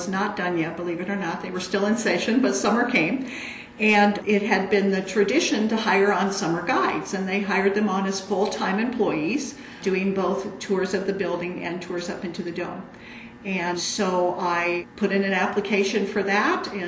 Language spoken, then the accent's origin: English; Des Moines, Iowa, United States; I did grow up around this area